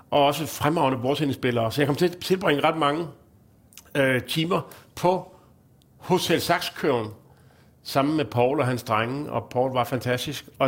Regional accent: Zealand, Denmark; Jeg er fra Lolland.

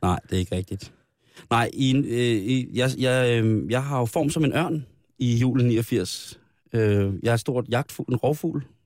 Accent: Denmark; Den 24. holdt vi jul i Ibskoven, det er mit barndomshjem

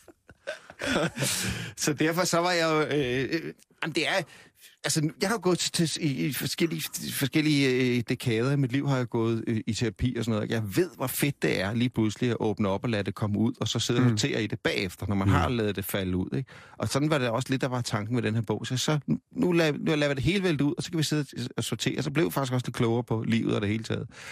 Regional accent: Denmark; vi er danskere

